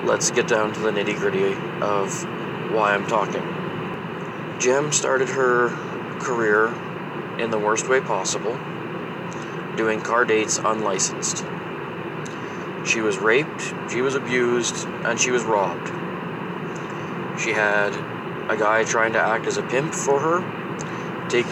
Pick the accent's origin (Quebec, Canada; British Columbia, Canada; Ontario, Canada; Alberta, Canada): Alberta, Canada; I'm from Alberta, Canada.